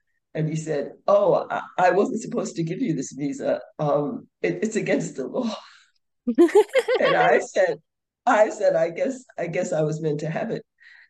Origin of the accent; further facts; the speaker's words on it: New York City, New York, United States; moved away as an adult; also born or lived in England; now in India; I was born in New York City